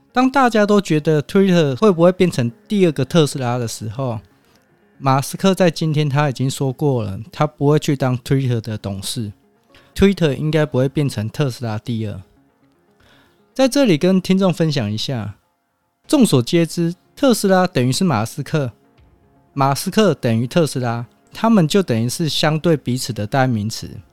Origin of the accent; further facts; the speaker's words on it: Taiwan; 身为台湾人